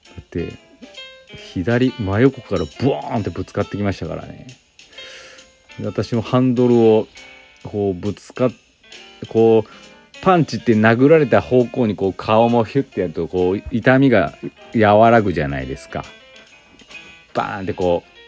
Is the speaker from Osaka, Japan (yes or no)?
no; Aichi, Japan; moved away; also born or lived in Inazawa; 私、愛知県出身で